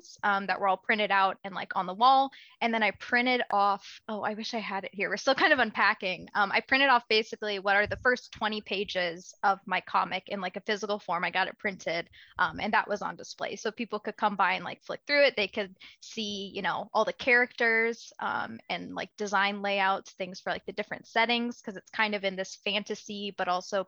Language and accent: English; the South, United States; moved away as an adult; also born or lived in Marquette, Michigan; I grew up in the South. So things weren't always amazing, being a kid who looks different from everyone in your class of like 50 kids in a super rural, pretty conservative place.